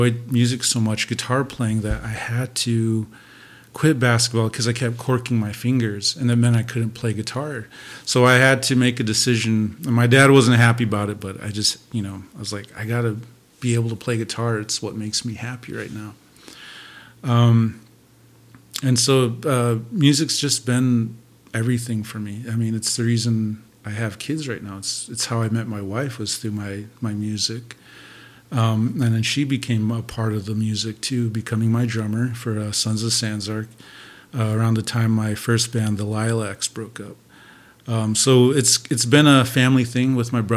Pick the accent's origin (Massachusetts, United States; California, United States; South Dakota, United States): South Dakota, United States; Rapid City; also born or lived in Bismarck, North Dakota / Eagle Butte, South Dakota / Vermillion, South Dakota / Sioux Falls, South Dakota; now in Flandreau, United States; I was born in Bismarck, North Dakota. Grew up in Eagle Butte, a little place called On the Trees. And then I grew up mostly in Rapid City, South Dakota.